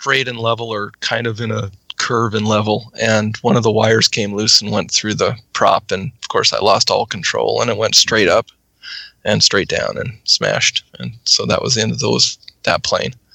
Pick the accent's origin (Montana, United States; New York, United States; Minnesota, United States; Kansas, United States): Montana, United States; Missoula; now in Worcester, United States; I grew up in Missoula, Montana, which is western Montana